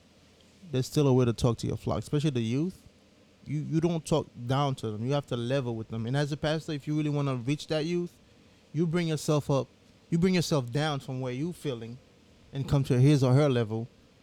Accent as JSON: {"language": "English", "country": "Haiti", "tie": "born or raised there", "also_born_or_lived": "United States", "said": "I grew up in Haiti and in the U.S."}